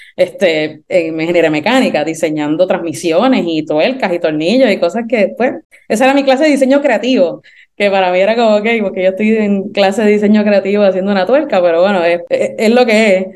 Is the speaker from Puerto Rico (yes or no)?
yes; Puerto Rico; yo soy puertorriqueña y caribeña